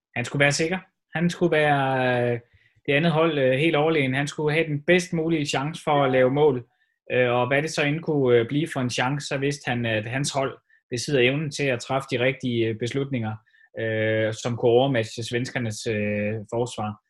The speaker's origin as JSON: {"language": "Danish", "country": "Denmark"}